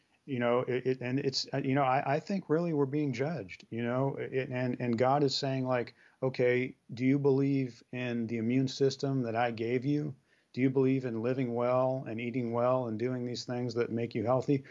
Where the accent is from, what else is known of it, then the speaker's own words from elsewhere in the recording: San Francisco, California, United States; I grew up with in Brisbane and San Francisco